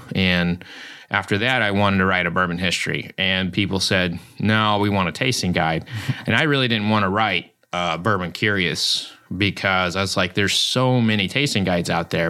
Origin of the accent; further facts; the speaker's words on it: Oklahoma, United States; I grew up in Oklahoma and I showed pigs